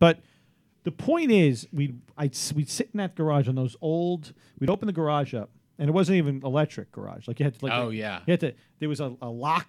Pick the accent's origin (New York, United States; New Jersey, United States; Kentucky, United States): New York, United States; New York City; growing up in New York City during the summers, which I did, by the way, on beautiful Staten Island.